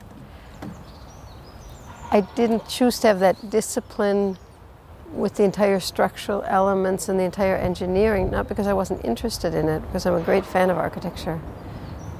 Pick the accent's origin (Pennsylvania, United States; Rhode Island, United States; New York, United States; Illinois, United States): Illinois, United States; Chicago; now in Zurich, Switzerland; I'm from Chicago